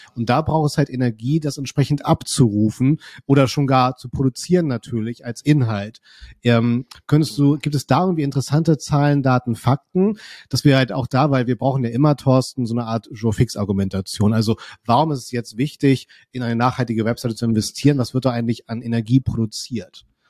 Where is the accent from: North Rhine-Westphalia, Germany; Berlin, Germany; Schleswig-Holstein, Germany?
Schleswig-Holstein, Germany; Kiel; ich komme ja aus Kiel